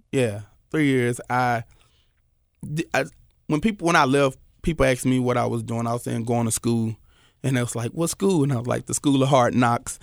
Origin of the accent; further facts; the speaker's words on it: Memphis, Tennessee, United States; I'm from North Memphis, you know, Valentine Evergreen.